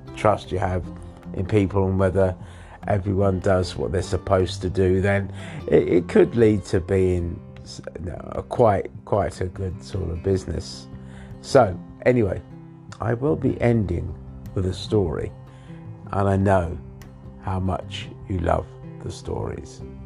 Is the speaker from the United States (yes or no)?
no; England, United Kingdom; moved away; I was born in England